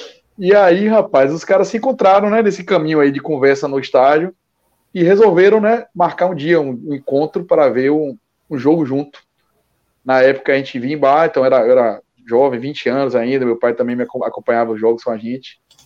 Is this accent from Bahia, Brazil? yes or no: yes; Salvador, Bahia, Brazil; como nordestino, assim, e até eu mesmo, quando sou de Salvador, tenho raiz de meu pai no Rio